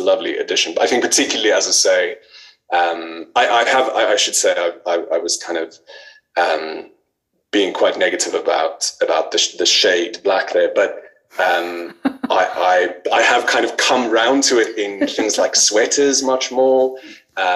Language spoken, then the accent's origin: English; South Africa; moved away as an adult; now in United Kingdom; I'm from South Africa originally, and I moved to the UK a few years ago